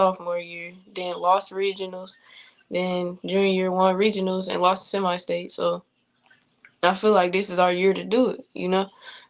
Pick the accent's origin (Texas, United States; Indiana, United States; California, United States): Indiana, United States; Fort Wayne; I'm in my hometown